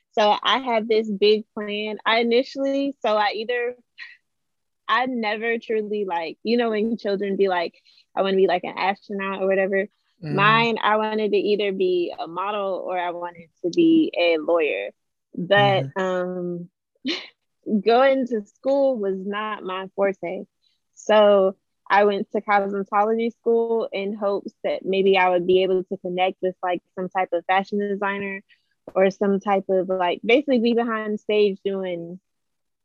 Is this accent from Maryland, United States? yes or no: yes; Maryland, United States; now in North Carolina, United States; I'm originally from Maryland, but right now I reside in North Carolina